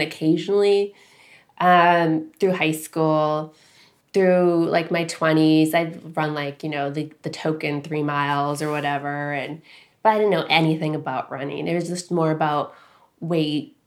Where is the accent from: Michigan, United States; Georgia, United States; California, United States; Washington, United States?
Michigan, United States; Upper Peninsula; moved away as an adult; now in New Hampshire, United States; I grew up in Michigan